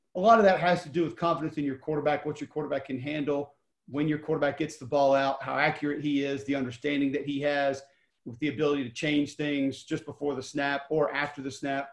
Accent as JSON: {"language": "English", "town": "Homewood", "region": "Alabama", "country": "United States", "said": "I was from Homewood"}